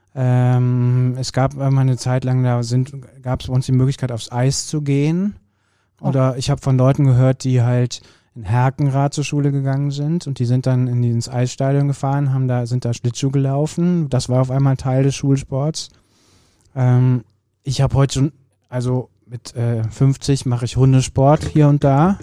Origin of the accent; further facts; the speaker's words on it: Kürten, North Rhine-Westphalia, Germany; Grundschule war bei uns in Kürten